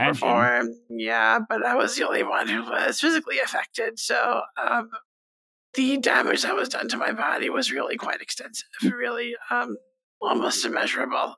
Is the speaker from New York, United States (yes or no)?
yes; Stony Brook, New York, United States; also born or lived in Nassau County, New York; this is largely where I grew up. It wasn't where I was born, but definitely where I grew up